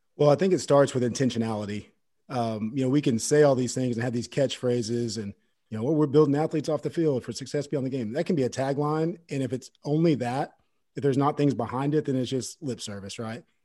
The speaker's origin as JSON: {"language": "English", "town": "Fort Gibson", "region": "Oklahoma", "country": "United States", "tie": "born or raised there", "said": "I grew up in Fort Gibson, Oklahoma"}